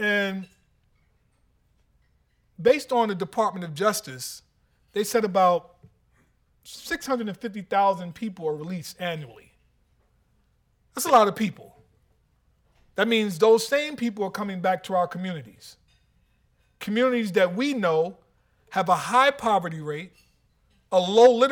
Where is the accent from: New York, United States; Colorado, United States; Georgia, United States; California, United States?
New York, United States; New York City; I'm from New York City